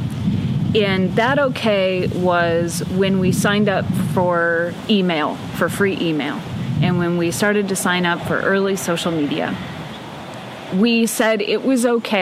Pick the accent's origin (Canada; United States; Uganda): United States; Boyne Falls, Michigan; also born or lived in Detroit area, Michigan; So at about age six, we left the Detroit area and moved into the Great North Woods of northern Michigan to this little Polish logging village called Boyne Falls.